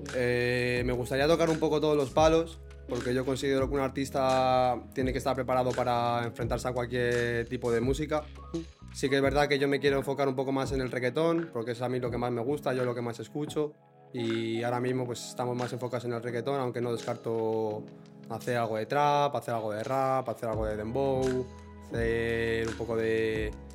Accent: Villanueva, Spain; algún pub que tenemos allí en Villanueva

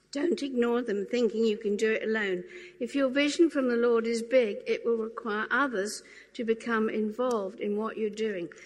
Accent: Norfolk Broads, East of England, United Kingdom; I grew up on the Norfolk Broad, so rowing was like a kind of a given.

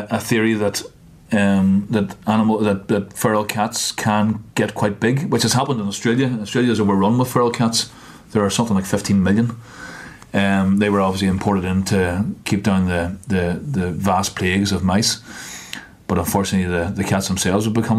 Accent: County Down, Northern Ireland, United Kingdom; also born or lived in Belfast; I'm from just outside Belfast, originally from County Down

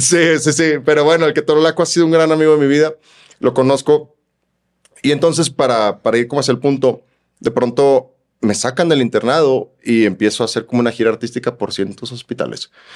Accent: Chiapas, Mexico; also born or lived in Guadalajara, Jalisco; Somos este, tapatíos de nacimiento y chiapaneco de malcrianza

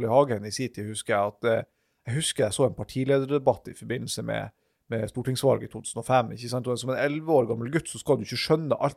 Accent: Harstad, Troms, Norway; at dem som er fra helt sør i Troms og Finnmark, sånn som jeg er fra Harstad

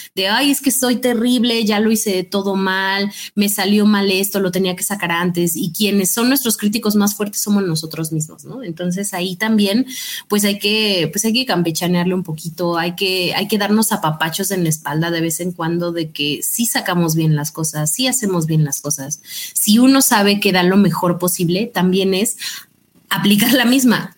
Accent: Mexico; como mexicano

